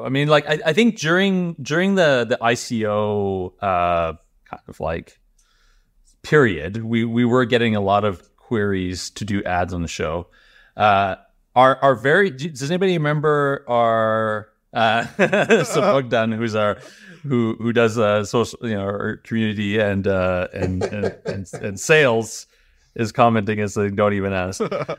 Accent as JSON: {"language": "English", "country": "Canada", "accent": "Canadian", "said": "I think my Canadian accent used to be much, much stronger for some reason."}